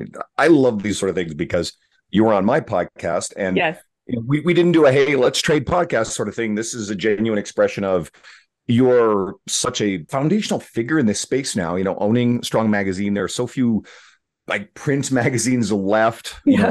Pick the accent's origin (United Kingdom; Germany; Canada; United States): Canada; Newfoundland and Labrador; I grew up in Northern Newfoundland, Eastern Canada